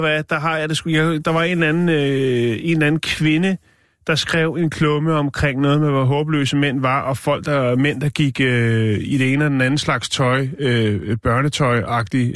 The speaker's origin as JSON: {"language": "Danish", "country": "Denmark", "said": "jeg er fra Danmark"}